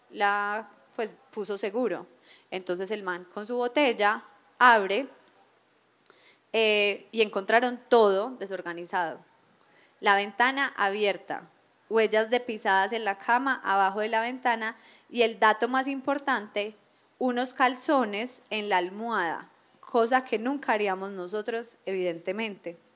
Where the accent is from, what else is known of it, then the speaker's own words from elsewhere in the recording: Colombia; Y yo siendo una mujer colombiana, a mis 29 años, mandé a mi amigo hombre a dicha situación, rodeada de hombres en un oscuro andén de Medellín.